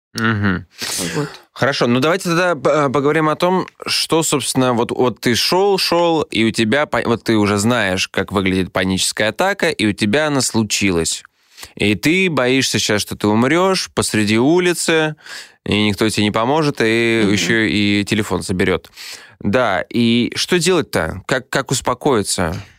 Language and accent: Russian; Saint Petersburg, Russia; Я вырос на улицах Петербурга.